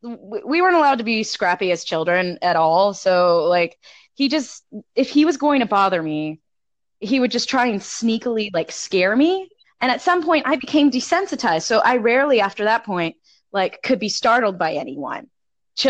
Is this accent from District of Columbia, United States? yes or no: no; South Texas, United States; I'm originally from South Texas. I'm from the South